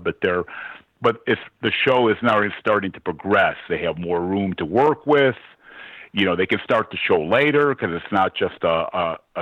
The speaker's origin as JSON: {"language": "English", "town": "Chicago", "region": "Illinois", "country": "United States", "tie": "born or raised there", "said": "I grew up in Chicago"}